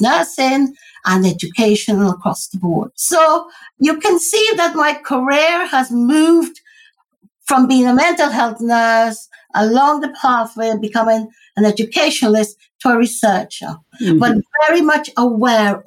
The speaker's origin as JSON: {"language": "English", "country": "Guyana", "moved": "yes", "lives_now": "United Kingdom", "said": "I'm originated from Guyana, British Guyana. And so as a Guyanese person living in this country"}